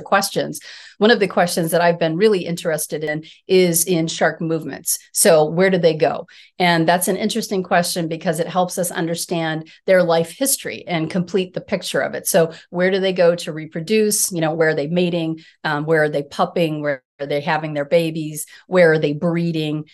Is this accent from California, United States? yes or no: no; Colorado, United States; I'm a Colorado native. I grew up in Colorado